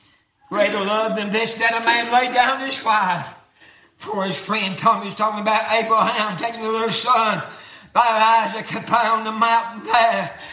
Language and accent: English; United States; I was born in 1948 in Townsend. Buchanan boy.